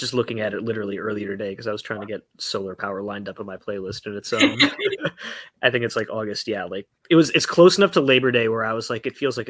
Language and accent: English; Chicago, Illinois, United States; as a Chicagoan